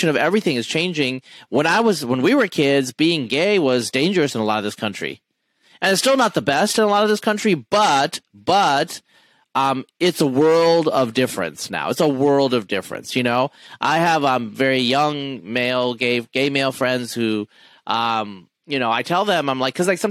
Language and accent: English; Eastern Oregon, United States; Like I grew up in Eastern Oregon as an atheist